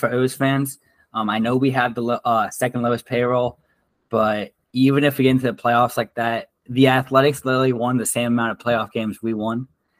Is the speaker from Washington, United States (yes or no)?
no; Connecticut, United States; Well, first off, he was like, what team do you think I like? Because I'm from Connecticut.